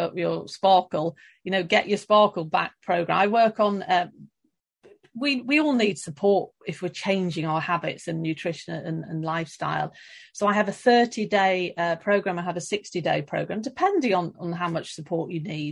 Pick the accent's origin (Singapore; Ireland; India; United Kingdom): United Kingdom; London; moved away as an adult; also born or lived in Stockholm, Sweden; now in Sweden; I am British. I'm from London, now living outside Stockholm.